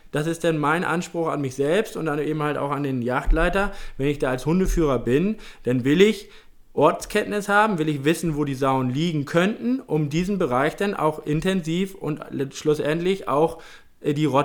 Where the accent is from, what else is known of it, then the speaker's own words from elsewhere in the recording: Lower Saxony, Germany; in meiner alten Heimat in Niedersachsen